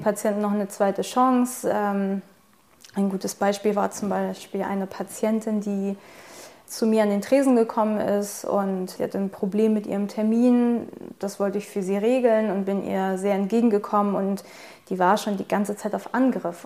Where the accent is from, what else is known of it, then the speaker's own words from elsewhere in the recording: Germany; ich bin Deutsch, ich bin in Deutschland geboren, ich habe die deutsche Staatsangehörigkeit